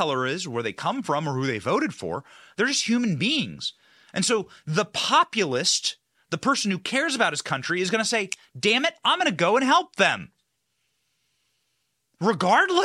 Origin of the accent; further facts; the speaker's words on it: Iowa, United States; where I was raised in Iowa